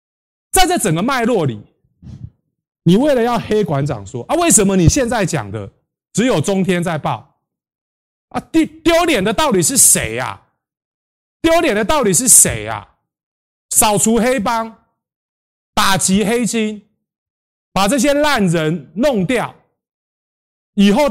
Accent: Taiwan; 我们都是台湾人，都是为了台湾。

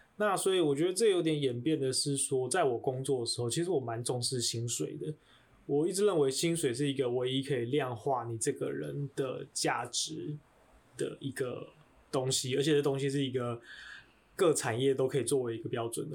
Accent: Taiwan; 我出生在台湾

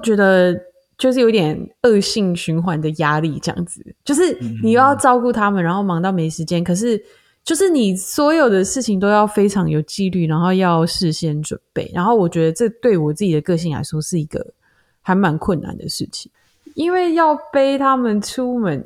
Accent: Taiwan; 我们在台湾长大的思维就比较不像

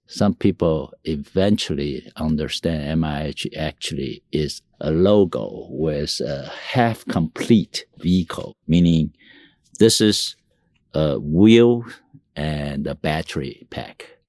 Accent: Taiwan; also born or lived in Tainan, Taiwan; I, uh, was born in Taiwan. I was raised with, uh, Mandarin, Taiwanese, uh, Japanese, uh, you know, English environment.

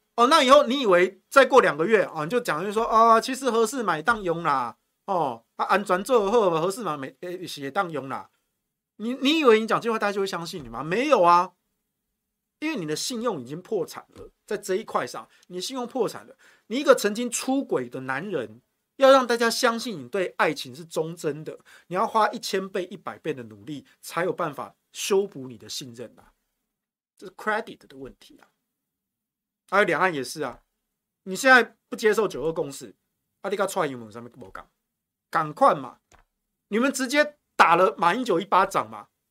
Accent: Yilan County, Taiwan; moved away; also born or lived in Taichung; 我老家啊

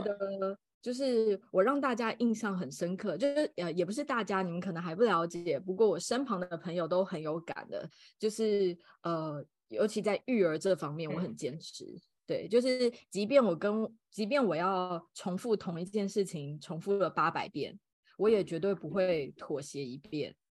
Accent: Taipei, Taiwan; 我是，呃，土生土长的台北人，然后现在也是一位家庭主妇，有一个五岁的小暖男

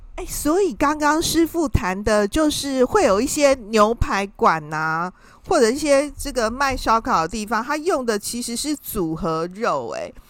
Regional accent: Taiwan; 因为我们台湾人呢，啊，其实。是一个平民美食的天堂啊！

